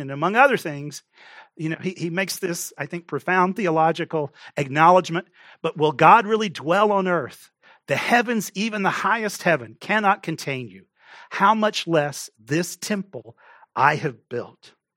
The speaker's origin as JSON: {"language": "English", "region": "Texas", "country": "United States", "tie": "born or raised there", "moved": "yes", "said": "I grew up in Texas"}